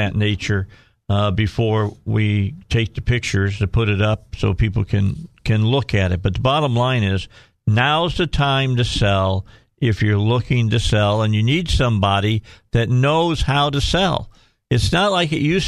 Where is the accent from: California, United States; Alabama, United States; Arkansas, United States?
Arkansas, United States; Cabot; A lot of interesting things happening in my hometown.